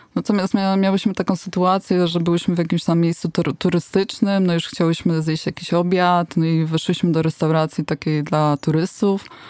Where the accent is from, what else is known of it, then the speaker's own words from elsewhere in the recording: Poland; skąd jesteśmy, my, że z Polski, czyli from Poland